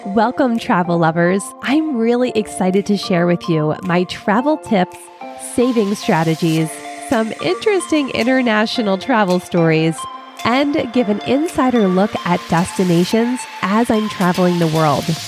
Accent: Philadelphia, Pennsylvania, United States; moved away; I'm originally from Philly

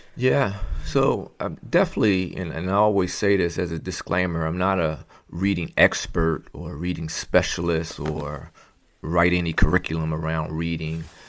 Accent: Philadelphia, Pennsylvania, United States; also born or lived in Montgomery County, Pennsylvania; born and raised in Philadelphia, Pennsylvania

